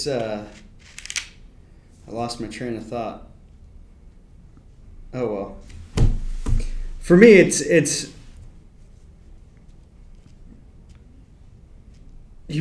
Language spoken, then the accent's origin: English; Marin County, Northern California, United States; all over Northern California where I grew up in Marin County